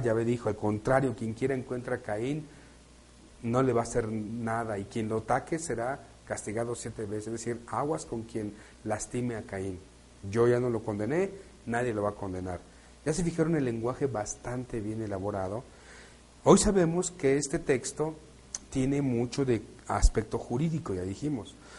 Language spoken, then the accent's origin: Spanish; Mexico; Nacimos en México, estamos aquí y nos tocó nacer aquí.